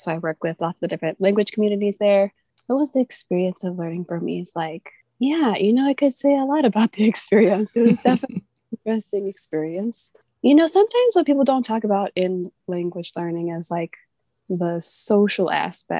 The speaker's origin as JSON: {"language": "English", "country": "United States", "accent": "American English", "first_language": "English", "moved": "as an adult", "lives_now": "Myanmar", "said": "My first language is English, American English"}